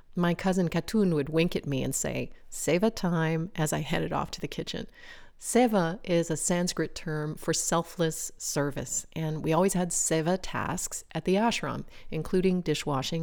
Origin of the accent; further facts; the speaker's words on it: United States; moved away as an adult; now in France; branded me in some eyes as typically American